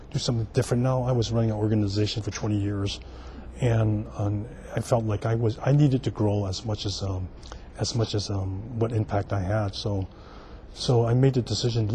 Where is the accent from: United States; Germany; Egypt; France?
United States; San Francisco, California; I'm native San Franciscan. I was born here in San Francisco, and I grew up in the Chinatown North Beach area on Vallejo Street